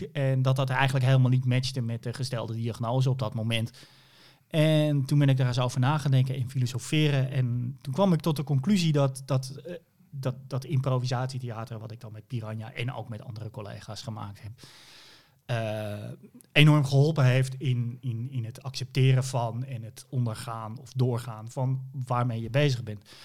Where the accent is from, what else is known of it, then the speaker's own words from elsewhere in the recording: Hoorn, North Holland, Netherlands; ik kom uit Horen, daar ben ik geboren